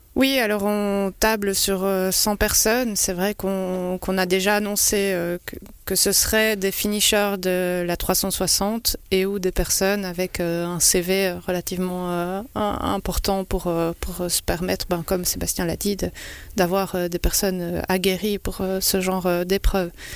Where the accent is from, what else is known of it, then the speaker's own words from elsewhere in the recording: Belgium; je suis belge